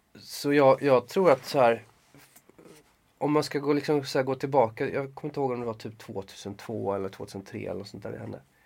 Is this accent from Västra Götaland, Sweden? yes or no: yes; Gothenburg, Västra Götaland, Sweden; moved away; jag är från Göteborg